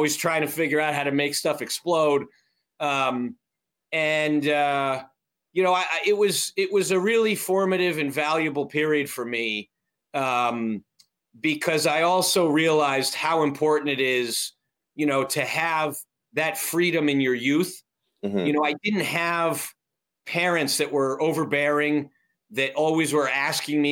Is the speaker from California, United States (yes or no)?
no; Avon, Connecticut, United States; I grew up in a very small town northwest of Hartford, Connecticut, called Avon